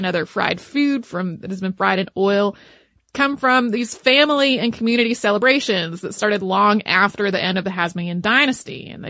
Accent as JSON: {"language": "English", "region": "New York", "country": "United States", "said": "I am from Western New York and was raised by a New York State trooper, my grandfather."}